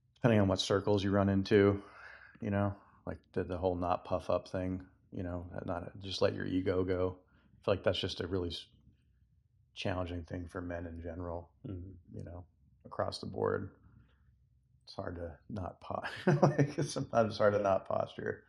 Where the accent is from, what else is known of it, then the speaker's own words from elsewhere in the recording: Massachusetts, United States; moved away; I'm from Massachusetts